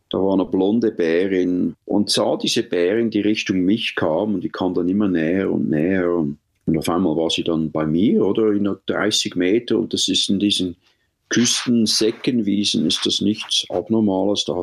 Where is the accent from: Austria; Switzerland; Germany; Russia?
Switzerland; moved away as an adult; ich bin so ungezähmt wie meine Lieblingstiere, die Bären. Aufgewachsen bin ich in der Schweiz. Die Natur war immer mein bester Freund.